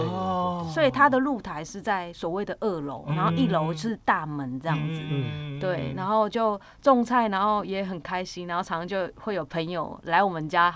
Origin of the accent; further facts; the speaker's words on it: Kaohsiung, Taiwan; also born or lived in Sanxia; 我是高雄人